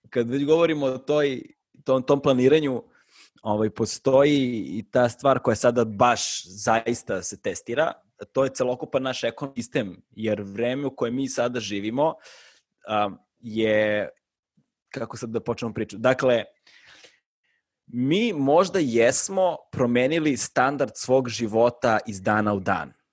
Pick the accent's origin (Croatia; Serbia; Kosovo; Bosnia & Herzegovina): Serbia; Belgrade; ja nisam ono, napustio Beograd fazom do svoje 21. 22. Da. godine ovaj, i kao promenio sam ne znam koliko država Znači kao rođen sam u SFRJ, pa je posle bila SRJ